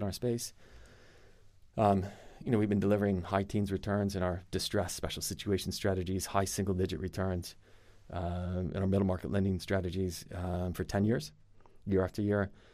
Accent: United States; accent: American; moved away as an adult; also born or lived in Europe; I'm American

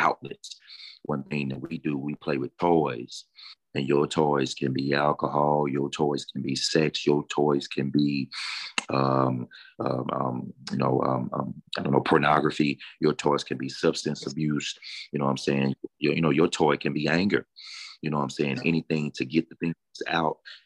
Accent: Deep South, United States; Growing up in the Deep South, you know, the Bible Belt

